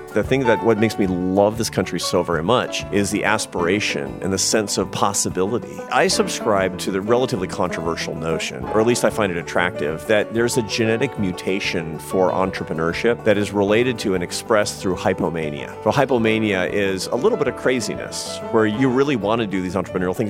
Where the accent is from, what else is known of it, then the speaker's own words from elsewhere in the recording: Seattle, Washington, United States; I grew up in Seattle, Washington, which is the most progressive place in America